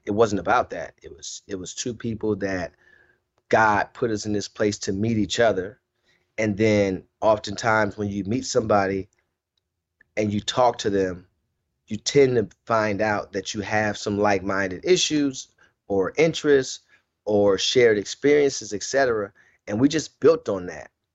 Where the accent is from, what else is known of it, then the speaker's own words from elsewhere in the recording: Cleveland, Ohio, United States; I wasn't from Akron. I'm from Cleveland